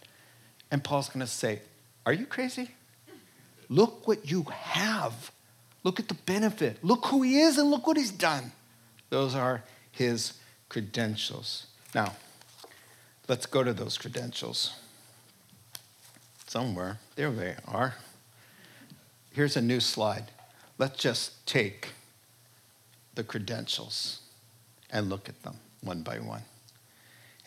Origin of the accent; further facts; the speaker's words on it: New York, United States; I'm from New York and a Jew